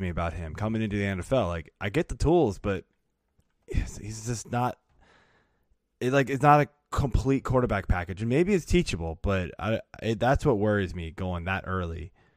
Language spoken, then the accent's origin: English; Burke, Virginia, United States; moved away as an adult; also born or lived in Blacksburg, Virginia / Woodbridge, Virginia; now in Olney, Maryland, United States; I grew up in Northern Virginia